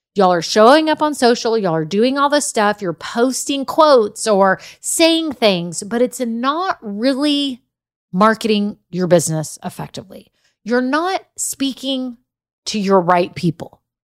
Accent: Austin, Texas, United States; I'm from Austin

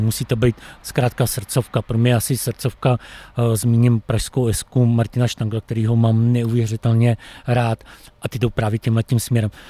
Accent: Czechia; jsem Čech

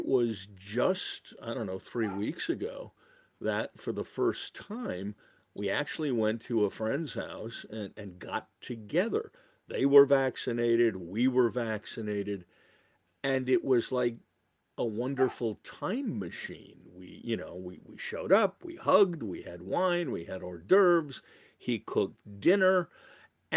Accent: Massachusetts, United States; also born or lived in New York City; I was born in New York City, but pretty quickly my parents decided to escape that kind of environment for me and my sister. So I ended up growing up in Massachusetts

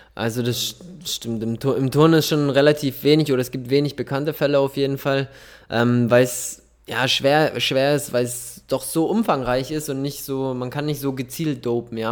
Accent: Munich, Bavaria, Germany; da ich aber gebürtiger Münchner bin

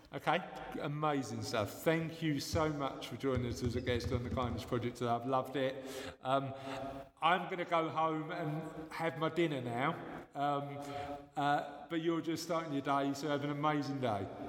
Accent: London, United Kingdom; I was born and bred in London

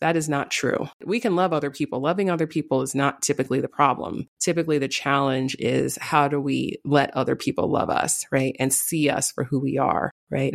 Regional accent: New York City, New York, United States; I'm from the Bronx, and in fact, I grew up in the neighborhood of Yankee Stadium

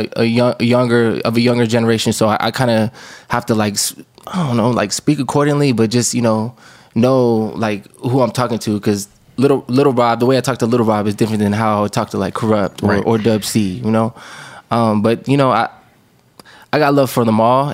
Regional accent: Oceanside, California, United States; growing up in Oceanside

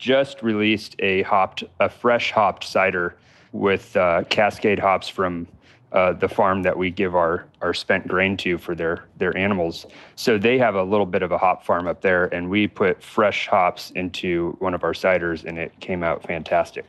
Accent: Fort Collins, Colorado, United States; moved away as an adult; now in Los Angeles, United States; I'm from Colorado, the Fort Collins area, where New Belgium

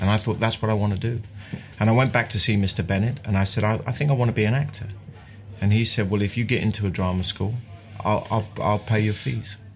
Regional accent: London, United Kingdom; also born or lived in Mile End; I was born in Mile End and we moved to Bethnal Green when I was four and I left when I was 28

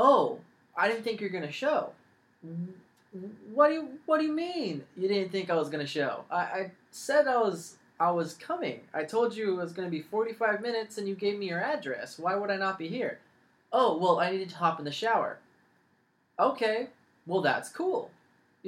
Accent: San Jose, California, United States; moved away; also born or lived in Los Angeles, California; I'm from San Jose. I was born in Los Angeles, but I moved to San Jose, yeah. And I was there for a long time.

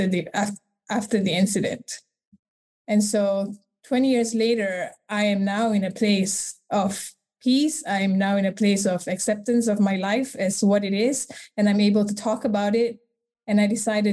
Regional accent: Malaysia; I was born and raised in Malaysia

